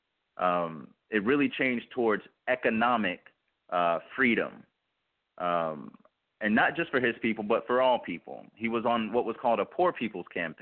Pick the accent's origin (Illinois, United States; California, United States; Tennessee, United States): Tennessee, United States; Memphis; I was born in Memphis, Tennessee